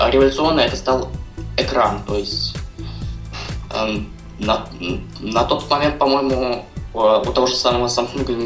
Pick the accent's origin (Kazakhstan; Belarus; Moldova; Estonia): Belarus; Minsk; Да-да, я из Минска.